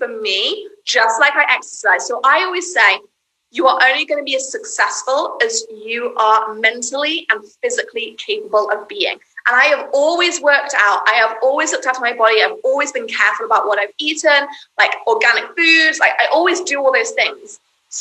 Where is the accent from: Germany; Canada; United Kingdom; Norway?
United Kingdom; now in United States; I'm British